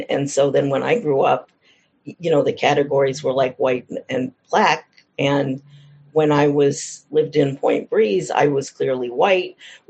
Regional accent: Pittsburgh, Pennsylvania, United States; moved away; also born or lived in Hawaii; I grew up in Pittsburgh, too, a generation before you. I graduated high school in 75. And I grew up in Point Breeze, in North Point Breeze, which was and is one of the few integrated neighborhoods in Pittsburgh.

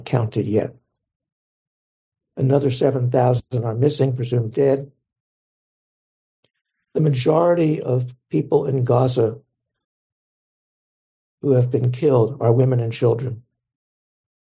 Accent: Pittsburgh, Pennsylvania, United States; where I grew up in Pittsburgh

